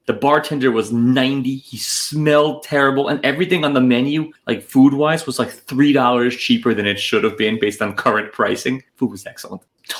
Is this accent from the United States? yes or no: yes; New York City, New York, United States; I'm from born and raised in Manhattan. I'm urban.